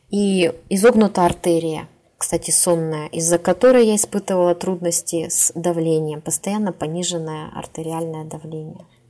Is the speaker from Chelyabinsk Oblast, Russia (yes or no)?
no; Tyumen, Tyumen Oblast, Russia; в Тюмень, это город, где я живу, кстати, я коренная тюменка